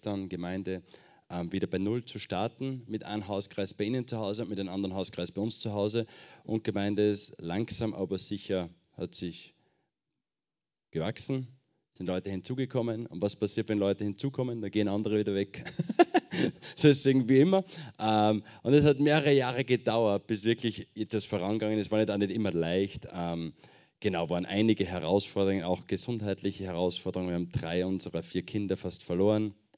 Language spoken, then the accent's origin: German; Schweinbach, Upper Austria, Austria; moved away as an adult; now in Marseille, France; Ich komme ursprünglich aus Oberösterreich. Ähm, Kirchen City, falls das wer kennt. Da gibt es noch ein kleineres Dorf nebenbei, das heißt Schweinbach. Von da komme ich, ganz genau.